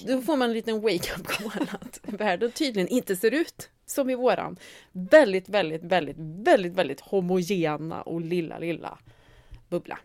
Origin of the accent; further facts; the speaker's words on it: Värmland, Sweden; jag är liksom uppvuxen på landet i Värmland